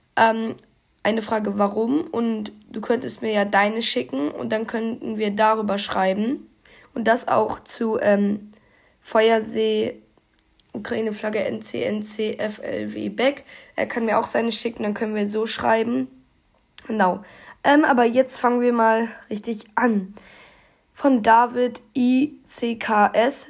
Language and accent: German; North Rhine-Westphalia, Germany; ich komme aus Nordrhein-Westfalen